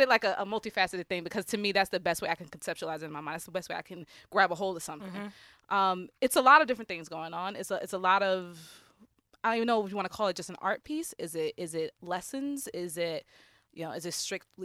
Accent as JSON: {"language": "English", "region": "New York", "country": "United States", "tie": "born or raised there", "said": "I'm a native New Yorker. I'm from Brooklyn, East New York specifically"}